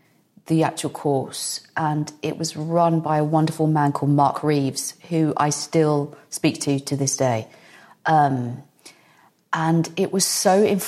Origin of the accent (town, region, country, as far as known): United Kingdom; moved away as an adult; also born or lived in Los Angeles, United States; now in United States